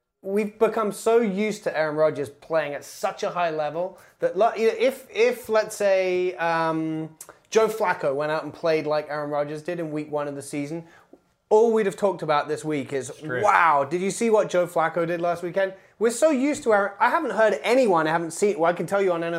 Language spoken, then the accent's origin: English; England, United Kingdom; I am an English person